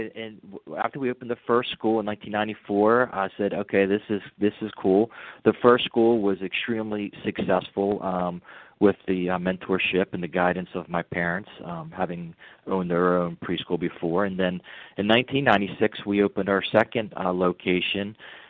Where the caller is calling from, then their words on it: Baltimore, Maryland, United States; I'm calling from Baltimore, Maryland.